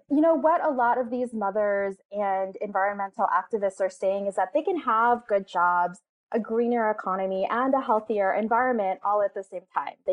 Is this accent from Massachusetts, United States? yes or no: no; California, United States; Um, I grew up in San Bernardino County um, it's got the worst smog in the entire country.